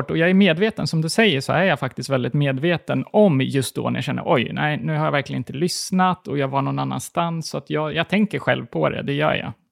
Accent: Gotland, Sweden; moved away as an adult; now in Stockholm, Sweden; när jag flyttade från Gotland till Stockholm var jag 21

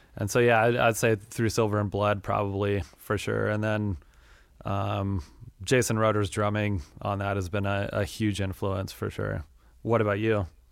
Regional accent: Wyoming, United States; moved away; also born or lived in Denver, Colorado / Minneapolis, Minnesota; I grew up in Wyoming and have kinda moved around over the years

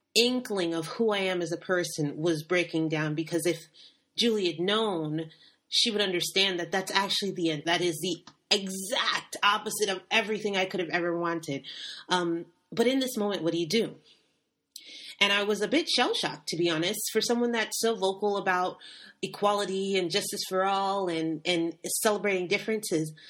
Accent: United States; moved away; I am African American

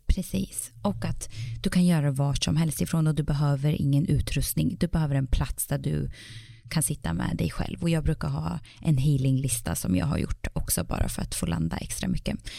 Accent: Sweden; now in Iceland; när jag var hemma i Sverige

